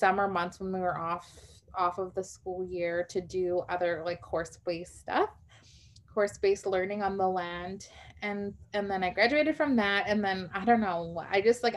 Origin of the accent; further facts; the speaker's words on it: Winnipeg, Manitoba, Canada; I grew up here in Winnipeg, Manitoba, which is Treaty One territory, and, you know, born and raised